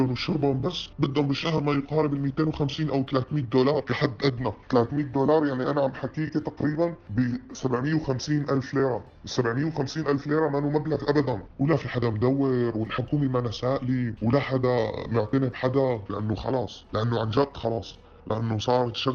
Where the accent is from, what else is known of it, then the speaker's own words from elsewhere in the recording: Syria; أنا مشكلتي إنه جوزي لبناني وأنا سورية